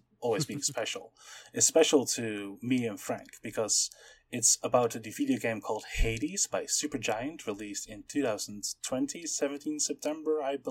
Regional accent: Amsterdam, North Holland, Netherlands; I am from Amsterdam, and I am a political scientist

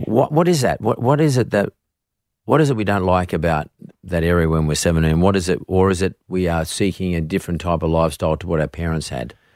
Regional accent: Yagoona area, New South Wales, Australia; I grew up around that area

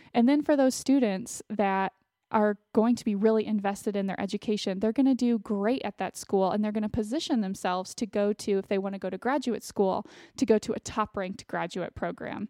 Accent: Austin, Texas, United States; I ended up going to the University of Texas, which was an in-state school for me since I'm from Austin

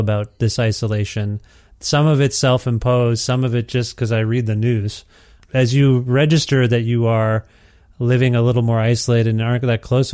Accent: Ontario, Canada; moved away as an adult; now in Edmonton, Canada; I grew up in Ontario, Canada, lived there my whole life

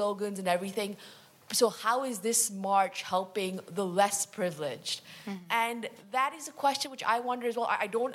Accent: Pakistan; I'm from Pakistan as well.

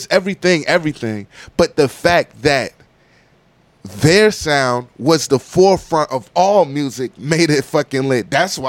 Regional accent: Landstuhl, Rhineland-Palatinate, Germany; born there; I was born in Landstuhl, Germany, on a American Army base.

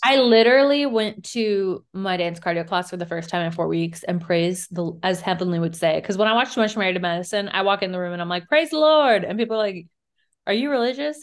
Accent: Virginia, United States; We're from Virginia

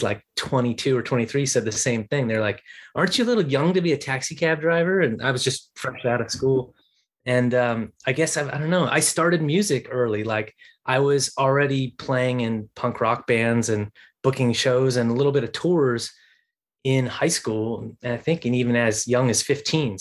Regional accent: Washington, District of Columbia, United States; Washington, D.C., my hometown, Washington, D.C.

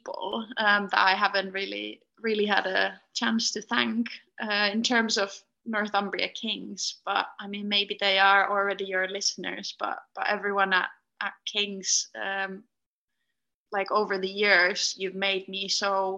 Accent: Finland; moved away as an adult; now in United Kingdom; Where I grew up in Finland

